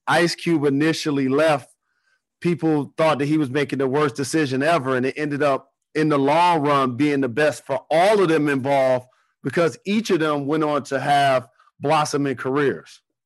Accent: Detroit, Michigan, United States; I'm from Detroit

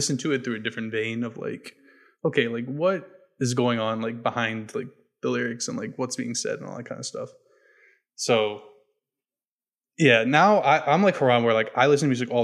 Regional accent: New Hampshire, United States; I grew up in New Hampshire

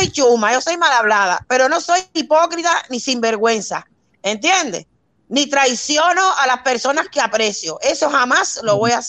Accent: Cuba; mira, yo soy cubana. Ustedes de cómo son los cubanos no me pueden contar historia a mí. Porque es que yo soy china, yo no soy extranjera, soy cubana.

